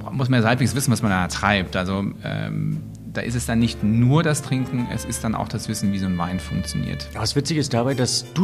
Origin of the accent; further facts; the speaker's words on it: East Germany, Germany; nun komme ich aus der DDR, nun war das mit den Restaurants und der gastronomischen, äh, gastronomischen Unterhaltungsmöglichkeiten in der DDR so eine Sache.